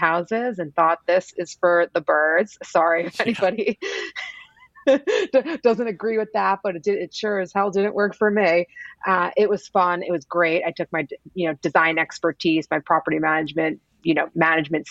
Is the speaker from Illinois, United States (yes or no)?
no; New York, United States; moved away; also born or lived in Los Angeles / Oklahoma City; born and raised in New York